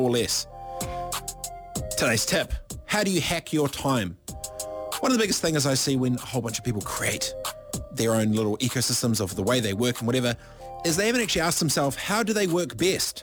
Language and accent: English; Waipiro Bay, Gisborne, New Zealand; I'm proudly from Ngāti Porou, East Coast, Gisborne. Proudly from Waipiro Bay, a population of 26.